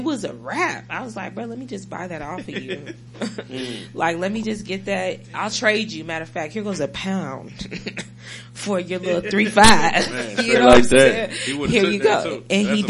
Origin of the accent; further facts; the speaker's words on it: Seattle, Washington, United States; I come from Seattle. I ain't never, the first time I ever tasted Reggie weed or popcorn or whatever was in Texas.